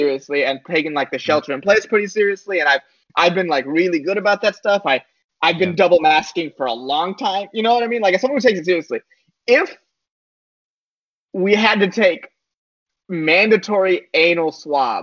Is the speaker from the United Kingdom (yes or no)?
no; United States; we as Americans